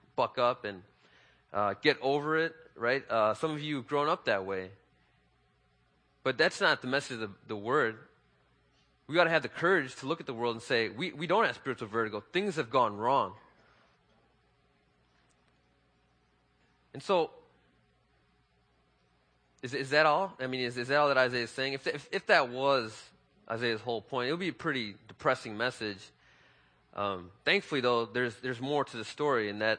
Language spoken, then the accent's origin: English; Chicago, Illinois, United States; I was born and raised in Chicago